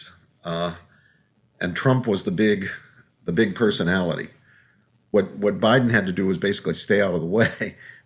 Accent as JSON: {"language": "English", "region": "West Virginia", "country": "United States", "tie": "born or raised there", "moved": "yes", "said": "I'm from West Virginia, born and bred, and mm-hmm. grew up there."}